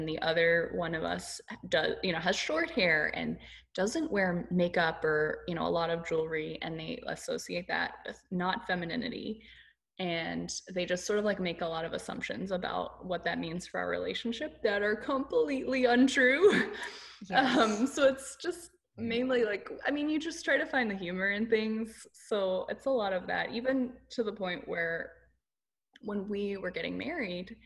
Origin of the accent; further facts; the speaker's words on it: Nashville, Tennessee, United States; now in Houston, United States; I am originally from Nashville